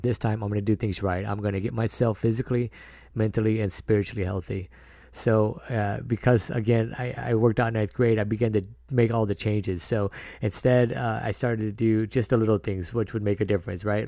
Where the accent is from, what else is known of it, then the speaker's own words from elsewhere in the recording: San Diego, California, United States; I was born in San Diego and raised by a single mother and my sister